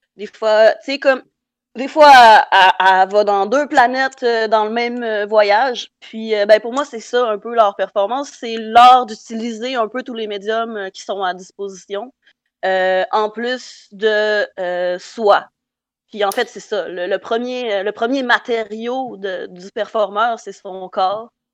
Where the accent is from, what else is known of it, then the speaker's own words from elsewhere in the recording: Saint-Bruno-de-Kamouraska, Quebec, Canada; mon village natal, Saint-Bruno de tamouraska